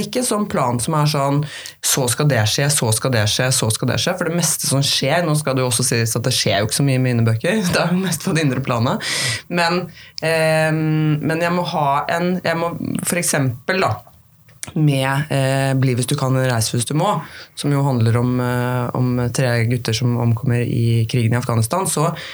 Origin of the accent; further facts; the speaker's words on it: Norway; hjembygda mi i Flatholm